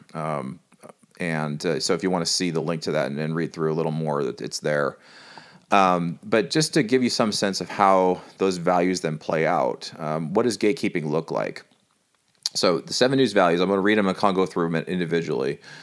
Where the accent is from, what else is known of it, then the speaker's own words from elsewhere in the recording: California, United States; moved away; I, I'm from California